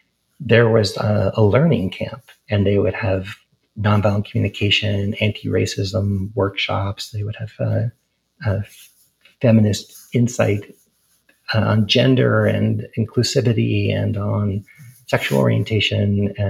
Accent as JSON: {"language": "English", "region": "East Coast", "country": "United States", "tie": "born or raised there", "said": "Whereas when I grew up on the East Coast, there was a lot of discussion"}